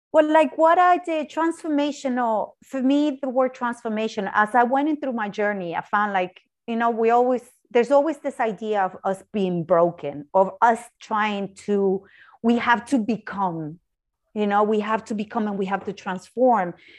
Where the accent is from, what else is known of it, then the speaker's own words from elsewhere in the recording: Argentina; moved away as an adult; also born or lived in Ireland; I'm originally from Argentina